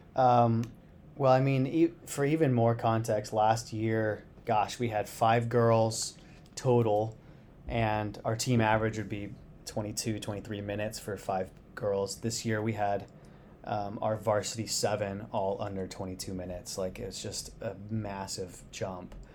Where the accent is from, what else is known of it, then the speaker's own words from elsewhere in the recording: Phoenix, Arizona, United States; moved away as an adult; I grew up in Phoenix, Arizona